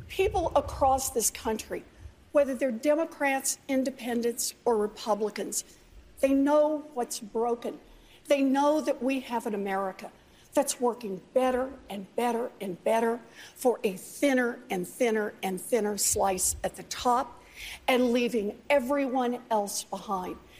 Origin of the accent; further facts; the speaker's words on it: Oklahoma, United States; I grew up out in Oklahoma